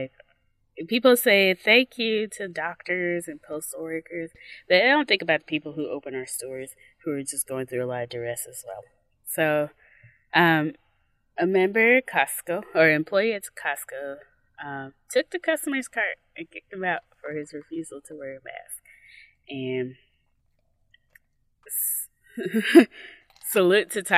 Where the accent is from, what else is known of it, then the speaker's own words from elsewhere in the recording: Nigeria; As a Nigerian